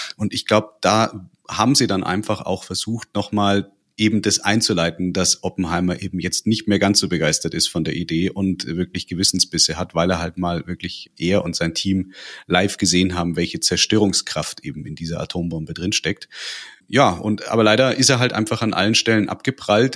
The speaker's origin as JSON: {"language": "German", "region": "North Rhine-Westphalia", "country": "Germany", "tie": "born or raised there", "moved": "yes", "lives_now": "Bavaria, Germany", "said": "Ich bin gebürtig in Nordrhein-Westfalen, wohne aber schon seit Ewigkeiten in Bayern"}